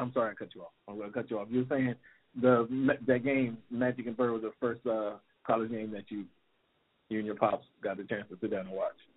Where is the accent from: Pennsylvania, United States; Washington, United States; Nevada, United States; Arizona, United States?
Washington, United States; Seattle; I born and raised in Seattle, Washington